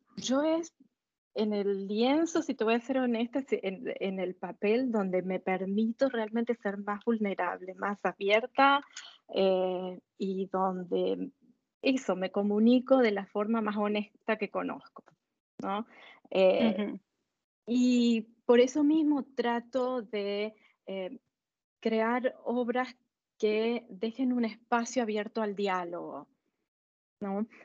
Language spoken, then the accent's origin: Spanish; Argentina; moved away as an adult; also born or lived in Lausanne, Switzerland; now in Basel, Switzerland; nosotros salimos con mi esposo de Argentina hace más de 20 años